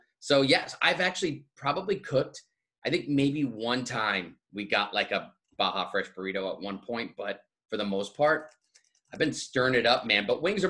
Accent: East Coast, United States; moved away as an adult; also born or lived in Boston; I'm from the East Coast

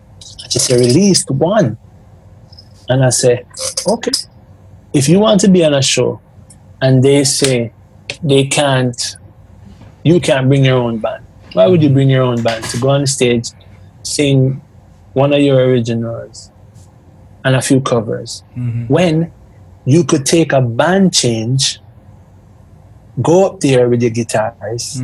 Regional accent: Jamaica; Jamaican people

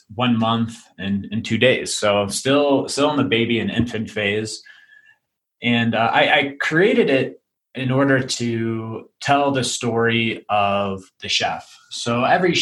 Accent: Chicago, Illinois, United States; moved away as an adult; now in Denver, United States; I'm originally from Chicago, but moved here 2 years ago.

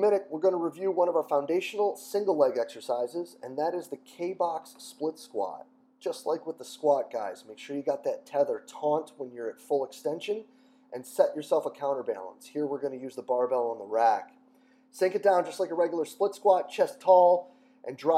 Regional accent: Rochester, New York, United States; I'm from Rochester.

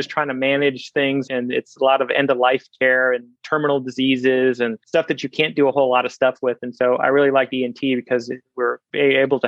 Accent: Kansas City, United States; also born or lived in India; grew up in Kansas City, son of Indian immigrant parents

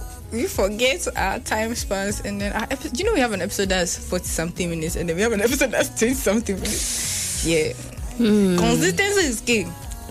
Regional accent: Ghana; I'm Ghanaian

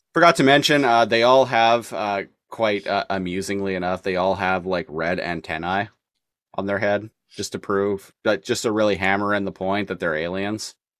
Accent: Nanaimo, British Columbia, Canada; now in Victoria, Canada; I grew up in Nanaimo

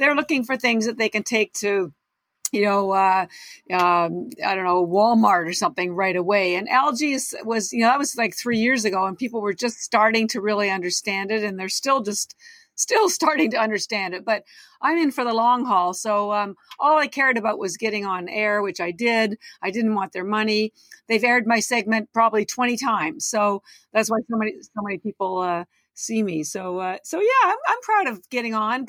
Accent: Canada; now in Boston, United States; I'm Canadian. I've lived in Boston 30 years

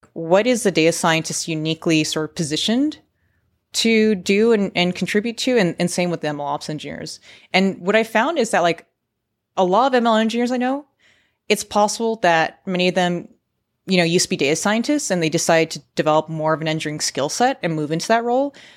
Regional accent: San Francisco, California, United States; also born or lived in San Diego; I work remote from San Francisco, where, to be honest, I was born, uh, raised, grew up, and have spent a majority of my adult working

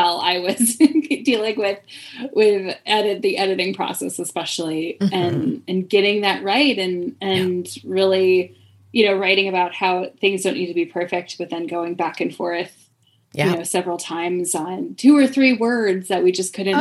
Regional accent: Midwest, United States; now in Philadelphia, United States; Originally born in the Midwest. I tell people that I was raised in the Midwest

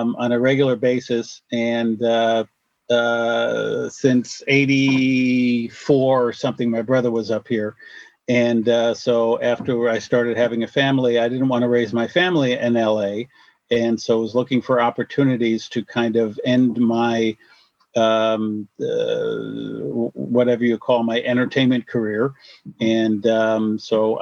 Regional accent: upstate New York, United States; also born or lived in Washington State; now in Washington, United States; I grew up on the East Coast in upstate New York

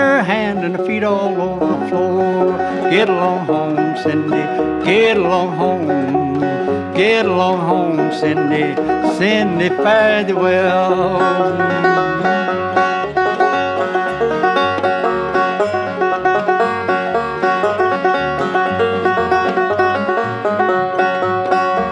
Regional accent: Blue Ridge and Smoky Mountains, North Carolina, United States; I'm from the Blue Ridge and Smoky Mountains we were, and all in there in North Carolina

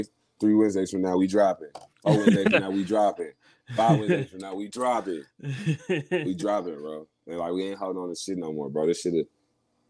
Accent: Dallas, Texas, United States; we come from Dallas and we got our own industry

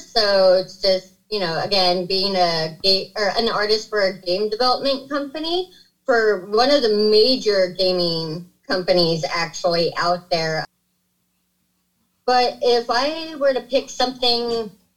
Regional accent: Sacramento, California, United States; I'm from Sacramento.

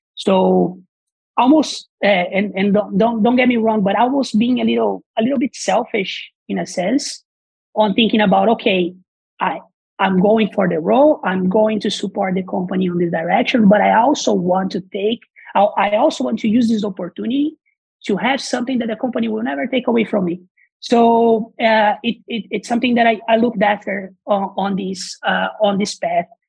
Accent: Brazil; English is a second language; moved away as an adult; as you probably can hear from the accents, I'm not from here. I'm originally from Brazil

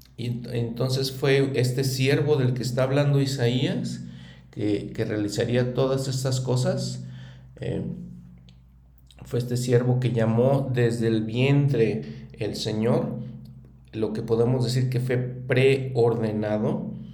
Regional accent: Mexico; en mi país como México

